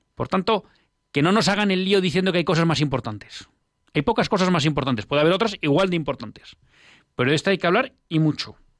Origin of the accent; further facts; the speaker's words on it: Bilbao, Basque Country, Spain; yo al final soy de Bilbao